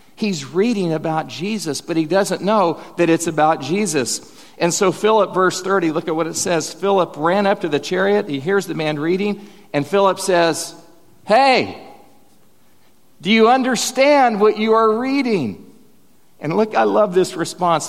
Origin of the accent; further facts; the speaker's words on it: Bethany, Oklahoma, United States; I'm from Bethany, Oklahoma